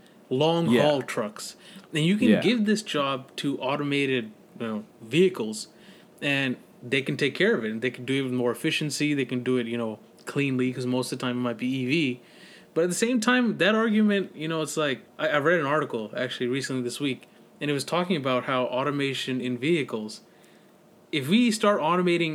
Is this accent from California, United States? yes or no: yes; Northern California, United States; I'm from Northern California